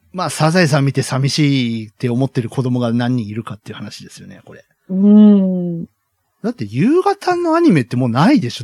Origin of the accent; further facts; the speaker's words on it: Kyushu, Japan; 我々九州育ちですから。